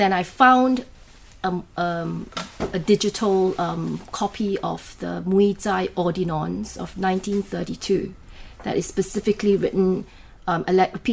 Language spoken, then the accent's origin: English; Singapore; moved away as an adult; now in England, United Kingdom; I was born in Singapore. I left Singapore in 1991, end of 91, and I came to England, and I've been here since